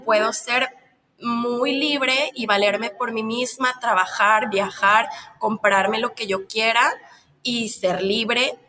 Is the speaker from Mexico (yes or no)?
yes; Mexico; Yo soy de un país de Latinoamérica, de México, donde el machismo está muy fuerte